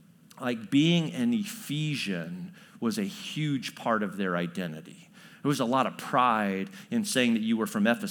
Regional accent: Chatham, Illinois, United States; also born or lived in New Berlin, Illinois; I grew up in Central Illinois. And so I went to Chatham Glenwood High School

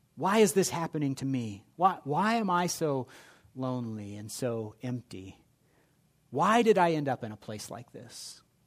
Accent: Indianapolis, Indiana, United States; I grew up in Indianapolis

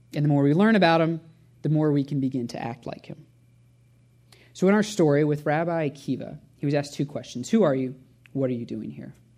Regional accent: Indianapolis, Indiana, United States; also born or lived in Cincinnati; I grew up at Shepherd as a full-time volunteer, whether I liked it or not, as a pastor's kid.

